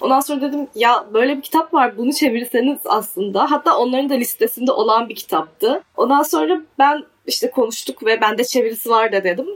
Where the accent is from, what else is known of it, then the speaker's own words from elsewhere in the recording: Adana, Turkey; also born or lived in Czech Republic; Adanalıyım ben. Adana'da doğdum, büyüdüm.